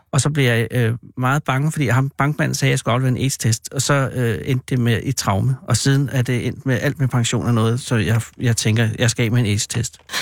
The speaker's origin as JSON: {"language": "Danish", "town": "Virum", "region": "Capital Region of Denmark", "country": "Denmark", "tie": "born or raised there", "said": "jeg var ude fra Vium, og så kunne man gå på Vium Gymnasium"}